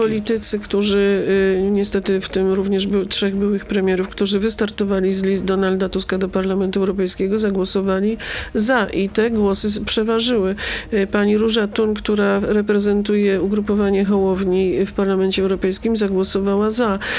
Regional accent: Brzeszcze, Lesser Poland, Poland; kopalnię Brzeszcze z mojej rodzinnej miejscowości

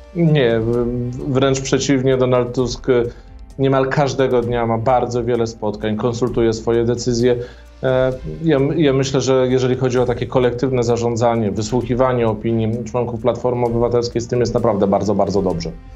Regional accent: Warsaw, Masovian Voivodeship, Poland; ja pochodzę z Warszawy, z Mazowsza

